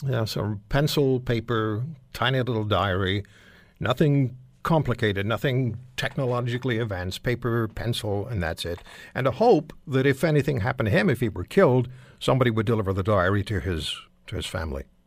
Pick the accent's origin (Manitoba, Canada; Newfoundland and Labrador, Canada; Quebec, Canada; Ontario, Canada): Quebec, Canada; Montreal; I grew up in Montreal